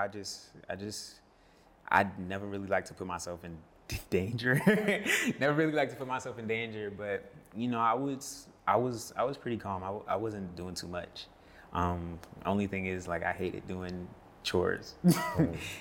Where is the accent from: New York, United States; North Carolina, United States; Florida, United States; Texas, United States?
North Carolina, United States; Charlotte; also born or lived in Silver Spring, Maryland / Clinton, Maryland; I was born in Maryland, born in Silver Spring, Maryland, and then spent some time in Clinton, and then we moved down to Charlotte when I was six